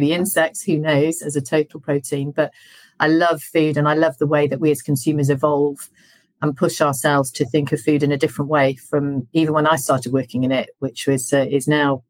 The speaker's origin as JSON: {"language": "English", "region": "Yorkshire and the Humber", "country": "United Kingdom", "tie": "born or raised there", "said": "I was brought up by farmers in Yorkshire"}